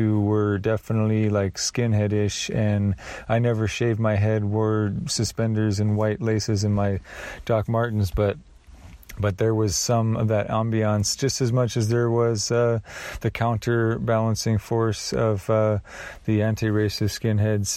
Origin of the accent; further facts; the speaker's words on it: Oregon, United States; I grew up in Oregon